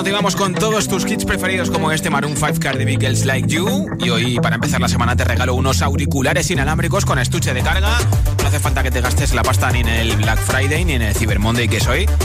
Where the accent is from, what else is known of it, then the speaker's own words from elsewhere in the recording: Castilla-La Mancha, Spain; buen manchego